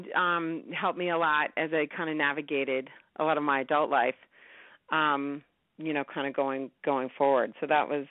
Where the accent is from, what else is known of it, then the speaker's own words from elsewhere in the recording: New York, United States; I grew up in New York